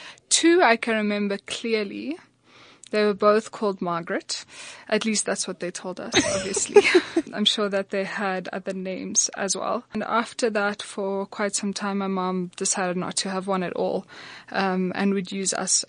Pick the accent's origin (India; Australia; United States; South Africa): South Africa; Johannesburg, Gauteng; also born or lived in Netherlands / Pretoria; I grew up in Gauteng. I went to school in Johannesburg, but my family's house was in Pretoria.